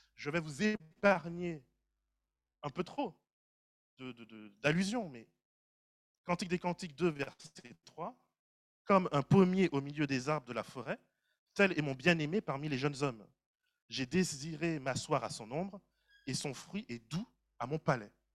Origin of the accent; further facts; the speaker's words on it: Martinique; moi, en tant que Martiniquais